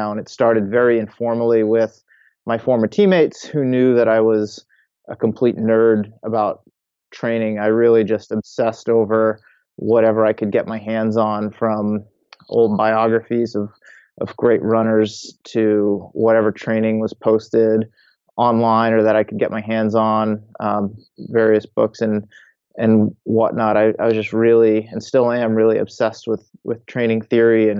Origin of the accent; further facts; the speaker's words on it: Massachusetts, United States; I grew up in Massachusetts, spent most of my life there